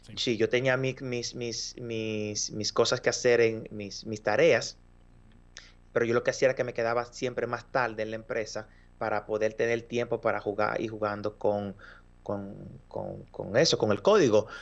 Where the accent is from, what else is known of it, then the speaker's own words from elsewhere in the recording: Dominican Republic; moved away as an adult; now in Montreal, Canada; soy de República Dominicana, un país que se encuentra en el Caribe